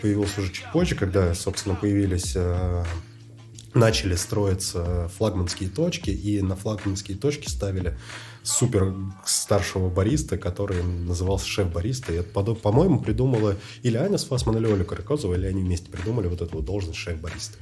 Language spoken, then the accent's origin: Russian; Moscow, Russia; Я москвич, отец мой, э, тоже родился в Москве, дед родился в Подмосковье